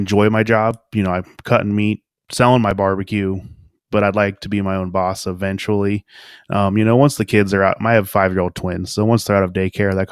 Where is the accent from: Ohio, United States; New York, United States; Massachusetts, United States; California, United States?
Ohio, United States; Cincinnati; I'm a local, you know, I'm from Cincinnati.